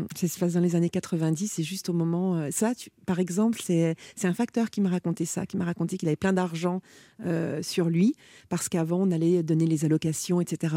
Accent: Gueugnon, Bourgogne-Franche-Comté, France; moved away as an adult; also born or lived in Paris; j'ai grandi à Guignon

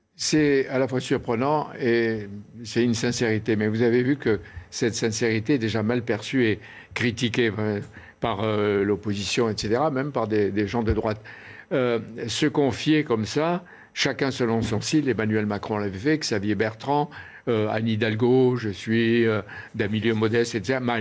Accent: Oran, Oran Province, Algeria; moved away; j'étais le 10-12 juillet de la même année étudiant à, Oran, ma ville natale.

